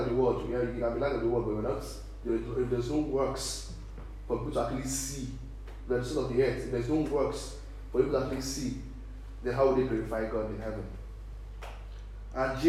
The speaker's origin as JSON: {"language": "English", "country": "Nigeria", "moved": "yes", "lives_now": "Ireland", "said": "we Nigerians, we live in Ireland here."}